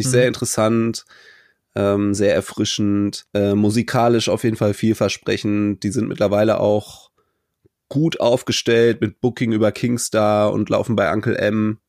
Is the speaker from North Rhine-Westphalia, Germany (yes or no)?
yes; Cologne, North Rhine-Westphalia, Germany; für mich als Kölner